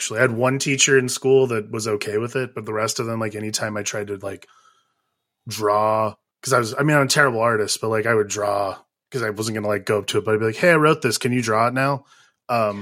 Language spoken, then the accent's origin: English; Ohio, United States; Bill Watterson lives like 10 minutes from where I grew up in Ohio